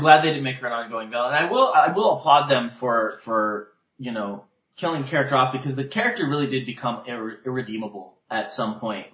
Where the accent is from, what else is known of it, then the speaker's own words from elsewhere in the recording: West Covina, California, United States; now in Palm Springs, United States; my hometown, West Covina